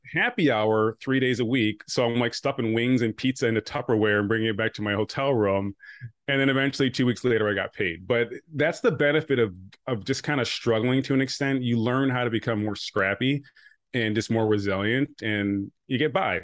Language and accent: English; Rochester, New York, United States; also born or lived in Buffalo / Connecticut; I grew up nearby in Rochester